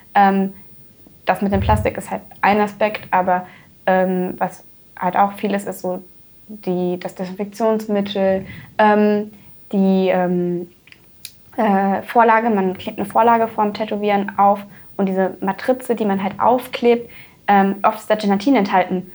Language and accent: German; Dormagen, North Rhine-Westphalia, Germany; also born or lived in Neuss; ich bin in Dormagen aufgewachsen und auch zur Schule gegangen.